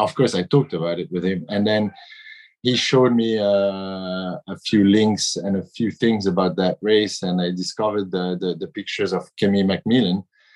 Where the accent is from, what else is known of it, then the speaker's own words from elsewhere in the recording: Brittany, France; I'm from Brittany in France, and we're sailors in Brittany